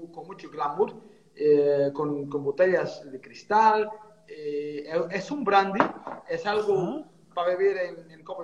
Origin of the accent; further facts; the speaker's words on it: Portugal; Spanish is a second language; moved away; 2003 que, que, salí de Portugal y en 2008 empecé a trabajar con, directamente con...